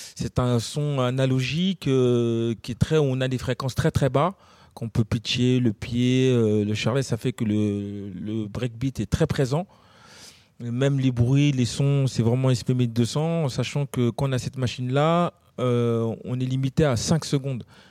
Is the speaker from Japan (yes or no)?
no; Gennevilliers, Île-de-France, France; on vient de Gennevilliers